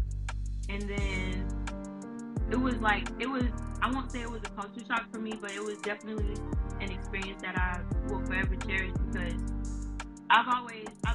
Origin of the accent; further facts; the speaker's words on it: Georgetown, South Carolina, United States; Growing up in a small community, coming from a small town, going to a small high school